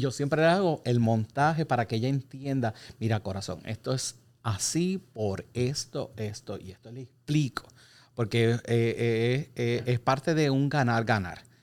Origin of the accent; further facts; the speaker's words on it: Puerto Rico; nosotros como puertorriqueños